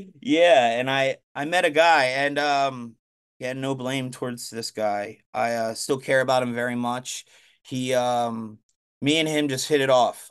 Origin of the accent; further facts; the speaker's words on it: Blue Bell, Pennsylvania, United States; I grew up in Bluebell, it's called. It's right outside of Philadelphia